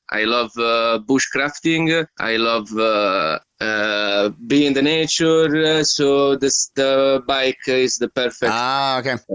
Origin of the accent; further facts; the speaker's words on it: Italy; moved away as an adult; also born or lived in England / Germany; from uh, Italy. I am uh, 36 at the moment.